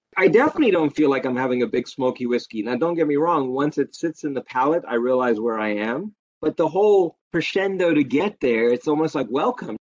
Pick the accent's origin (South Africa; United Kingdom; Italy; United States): South Africa; growing up in South Africa